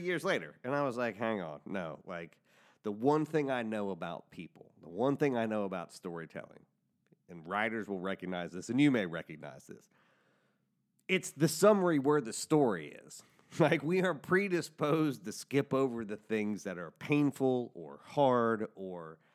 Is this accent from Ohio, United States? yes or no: yes; Cincinnati, Ohio, United States; we're both from Cincinnati